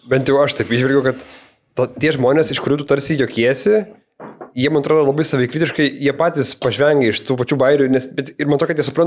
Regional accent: Klaipėda, Klaipėda County, Lithuania; aš kadangi esu iš Turalaka, tai man būdavo tas, kur už Akropolio rajonas.

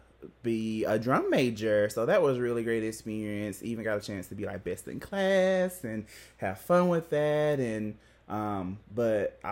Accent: the South, United States; we're from the South

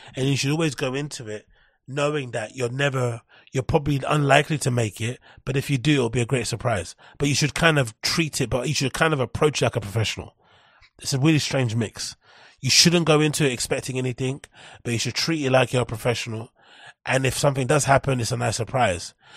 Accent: London, United Kingdom; I'm from London

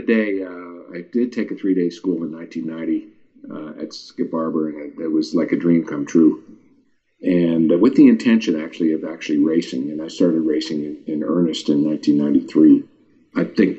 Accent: Montreal, Quebec, Canada; I grew up in Montreal

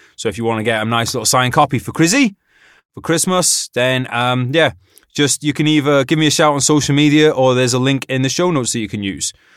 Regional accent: United Kingdom

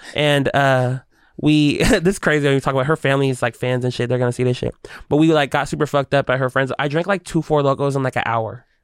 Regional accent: Seattle, Washington, United States; I'm a native kid, and I'm a Seattle kid

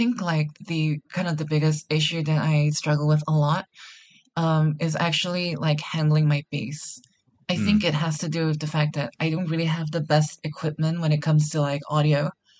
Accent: Singapore; I'm a producer from Singapore.

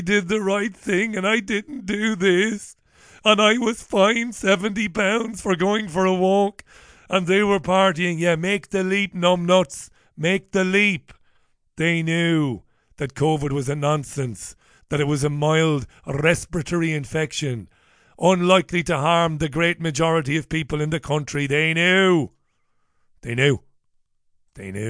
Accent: Waterford, Munster, Ireland; also born or lived in Spain; now in United Kingdom; I grew up in Ireland, obviously in Waterford

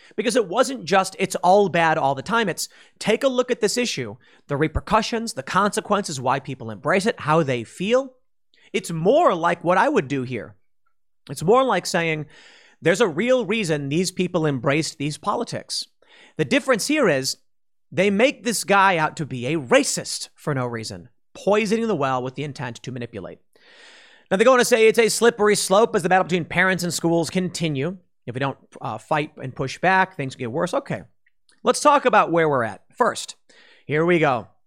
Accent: Chicago, Illinois, United States; moved away; I'm mixed race and I come from Chicago.

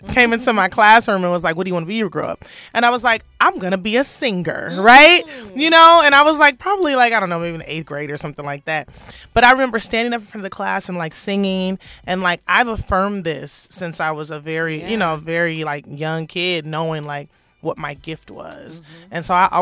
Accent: Compton, California, United States; I'm from Compton, California.

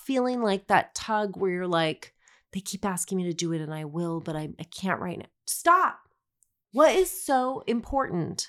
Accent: Denver, Colorado, United States; I grew up in Denver.

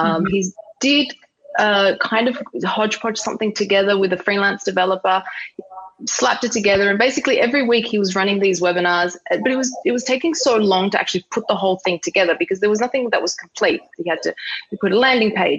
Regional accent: Sydney, New South Wales, Australia; moved away as an adult; also born or lived in Dubai / New York; I had the choice to come home back to Australia. Sydney is my hometown.

